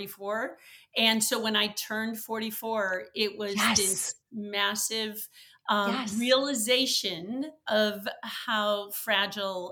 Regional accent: Wisconsin, United States; now in Chicago, United States; I had an absolutely wonderful childhood growing up in Wisconsin.

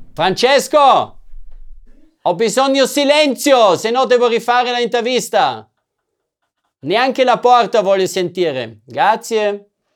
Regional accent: Austria; first language German; Italian is a second language; now in Italy; parlo ovviamente la mia madrelingua che sarebbe il tedesco perché sono austriaco

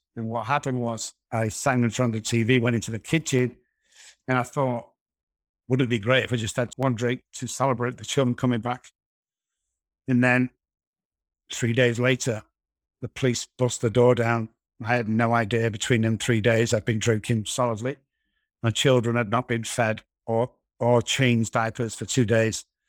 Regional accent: Manchester, North West England, United Kingdom; moved away as an adult; now in San Antonio, United States; I'm originally from Manchester, United Kingdom

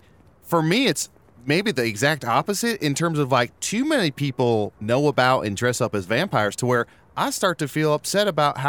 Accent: Texas, United States; Growing up in Texas, a lot of my community, or a lot of people, not my community, but the people in the community, were obsessed with church.

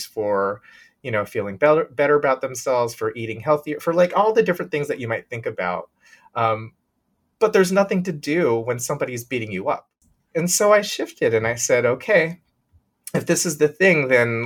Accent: Bay Area, California, United States; moved away as an adult; I grew up in the Bay Area

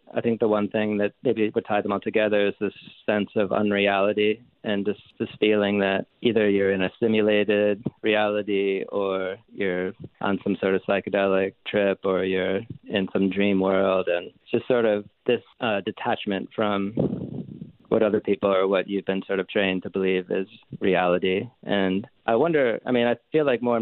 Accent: Rocky River, Ohio, United States; moved away; also born or lived in Georgia; I'm from a small, from like Rocky River, Ohio, which is a suburb of Cleveland.

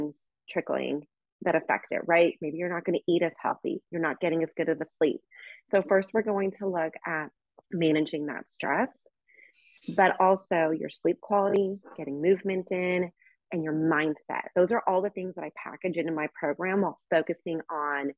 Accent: Tulsa, Oklahoma, United States; also born or lived in Sicily, Italy; I'm from Tulsa, Oklahoma. I'm kind of an Okie

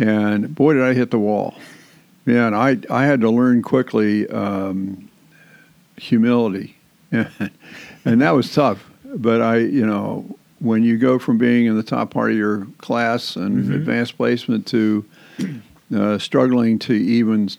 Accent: Main Line, outside of Philadelphia, Pennsylvania, United States; moved away; I was raised outside of Philadelphia in what is known as the Main Line

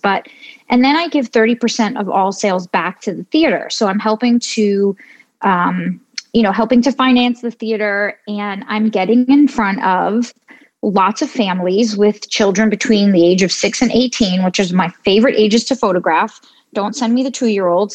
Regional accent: New York City, New York, United States; I grew up in New York City

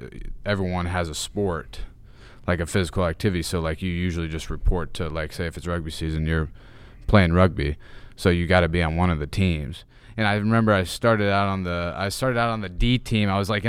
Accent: Knoxville, Tennessee, United States; also born or lived in Atlanta, Georgia; now in Arizona, United States; I lived in Knoxville pretty much my entire life. I was born in Atlanta, Georgia. Have some family there. I've lived in Knoxville pretty much my entire life. Just recently moved to Arizona last July.

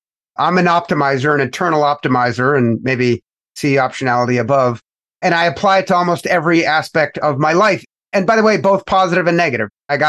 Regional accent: Canada; now in United States; In particular, here in the United States of America, because I came from Canada, the premise that a lot of folks that adopt the capitalist way of life aspire to is get rich as fast as possible.

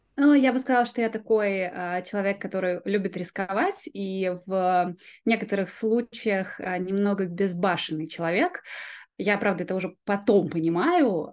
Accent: Yeysk, Krasnodar Krai, Russia; я родилась на юге России, в маленьком городе. Я думаю, что даже не все жители России его знают. Называется город Ейск

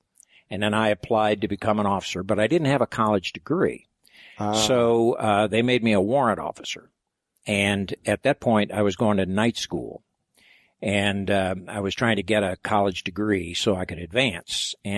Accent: Cape Girardeau, Missouri, United States; I'm from Cape Girardeau.

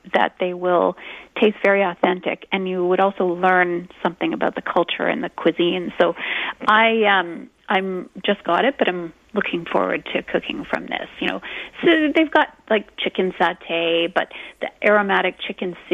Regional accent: Canada; we are Canadian

